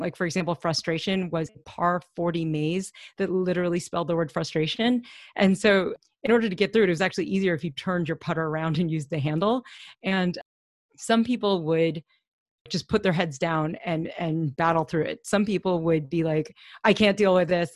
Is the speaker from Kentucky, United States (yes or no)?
yes; Louisville, Kentucky, United States; we grew up in Louisville